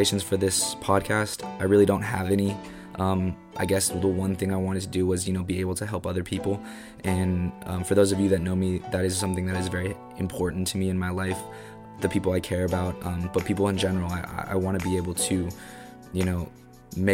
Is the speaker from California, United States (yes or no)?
yes; Bay Area, California, United States; born and raised in the Bay Area